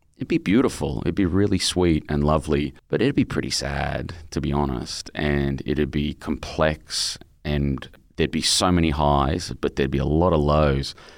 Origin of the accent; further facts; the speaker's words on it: Brisbane, Queensland, Australia; my childhood where my mum had fallen in love with this heroin dealer out in my hometown, Brisbane